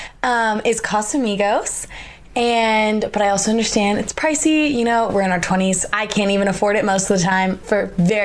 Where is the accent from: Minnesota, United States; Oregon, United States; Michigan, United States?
Oregon, United States; moved away as an adult; now in Salt Lake City, United States; I'm from Oregon, and I wanted to go out of state.